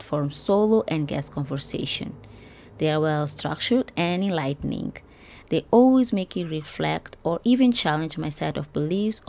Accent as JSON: {"language": "English", "country": "Mozambique", "said": "my home country of Mozambique"}